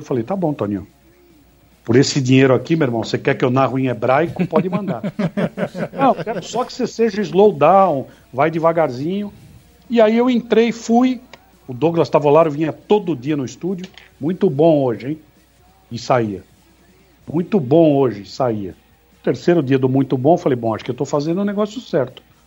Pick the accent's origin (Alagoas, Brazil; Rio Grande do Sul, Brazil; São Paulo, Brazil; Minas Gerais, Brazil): São Paulo, Brazil; Minha casa na Paz Andrade, na aclimação, onde eu residia, Colégio Anglo Latino, onde eu estudei a minha vida inteira